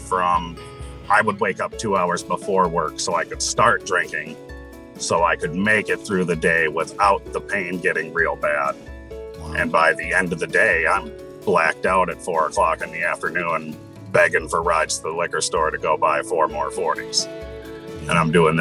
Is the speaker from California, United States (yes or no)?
no; Minnesota, United States; also born or lived in Troy, New York; I was moved to Minnesota